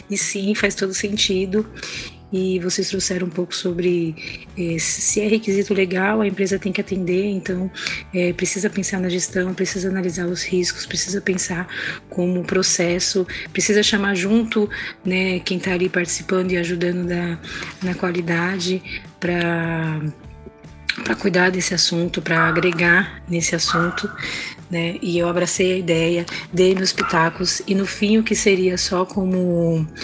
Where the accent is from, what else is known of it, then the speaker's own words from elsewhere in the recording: São Paulo, Brazil; sou de São Paulo, trabalho com qualidade na área de serviço.